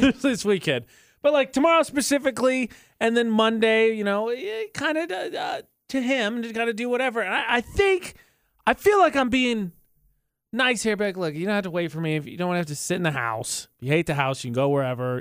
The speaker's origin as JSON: {"language": "English", "region": "Indiana", "country": "United States", "tie": "born or raised there", "moved": "yes", "said": "my hometown"}